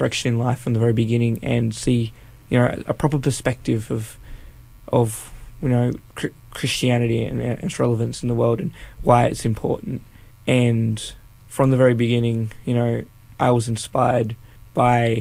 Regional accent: northern New South Wales, Australia; I am from North New South Wales, up near the Queensland border

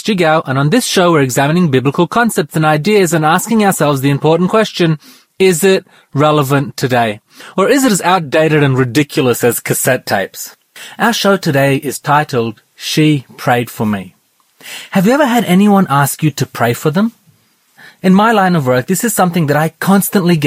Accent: Romania; I was born in Romania.

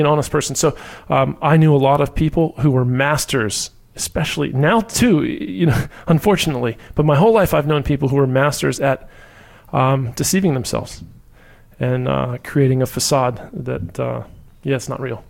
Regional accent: Orlando, Florida, United States; also born or lived in Key West, Florida; originally from Key West, Florida, and I grew up in Orlando

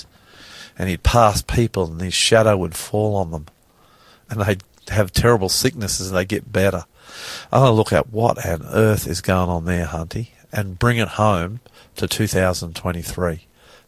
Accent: Australia; I'm the Aussie pastor.

